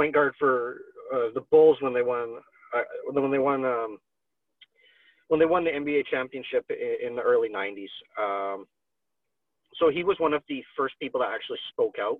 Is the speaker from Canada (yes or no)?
yes; Canada; I'm Canadian